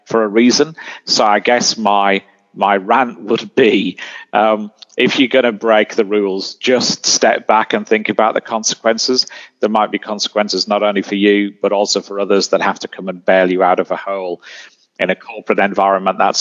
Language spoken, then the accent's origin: English; United Kingdom; I'm British